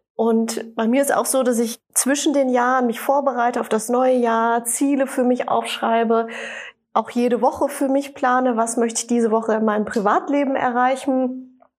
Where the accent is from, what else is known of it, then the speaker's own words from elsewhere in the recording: Sauerland, Siegerland, North Rhine-Westphalia, Germany; moved away; also born or lived in Düsseldorf; Also ich komme ja aus der Region Sauerland, Siegerland und äh, bin nach langer Zeit Düsseldorf zurückgekommen